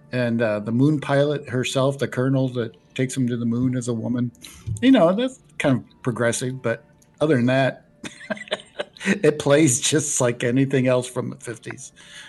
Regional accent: Alaska, United States; But I'm from Alaska.

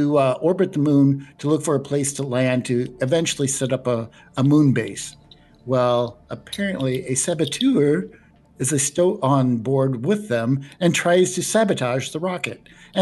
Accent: Alaska, United States; But I'm from Alaska.

